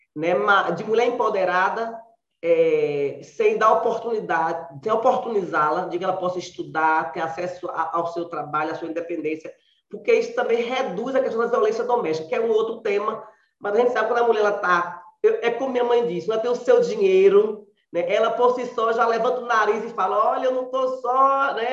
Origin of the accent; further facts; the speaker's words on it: Biritinga, Bahia, Brazil; now in Camaçari, Brazil; Eu nasci numa cidadezinha pequena, no sertão da Bahia, aqui em Biritinga, em Biritinga, e vim para Camaçari em busca exatamente de estudos